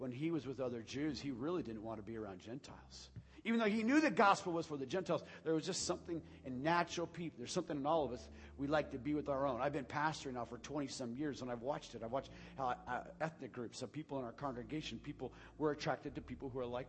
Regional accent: United States; We are a people who have been blessed beyond belief

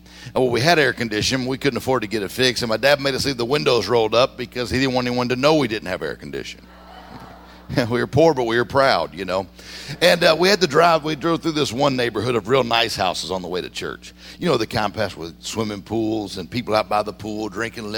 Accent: Mississippi, United States; I grew up in Mississippi.

